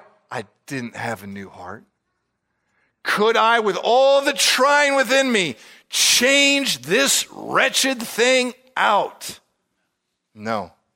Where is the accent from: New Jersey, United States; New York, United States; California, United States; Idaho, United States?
California, United States; born there; I was born in California.